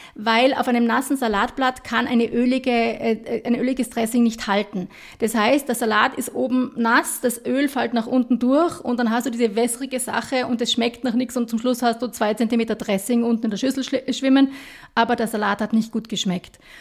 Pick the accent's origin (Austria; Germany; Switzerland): Austria; wir als Österreicher